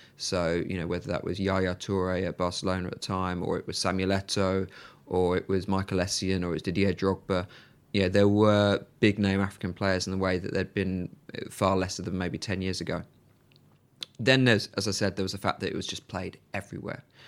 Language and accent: English; Birmingham, West Midlands, United Kingdom; moved away as an adult; I'm from Birmingham and Villa were the local side.